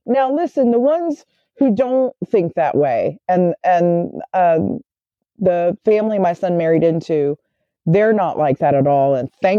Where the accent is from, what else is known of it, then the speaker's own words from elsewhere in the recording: the South, United States; accent: Southern; Of course, I sound real funny coming from the South. They all knew where I came from. Well, they thought I was from Boston.